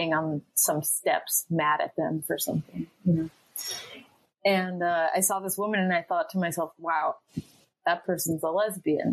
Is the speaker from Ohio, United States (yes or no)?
yes; Cleveland, Ohio, United States; I grew up in Cleveland, Ohio, a suburb of Cleveland, Ohio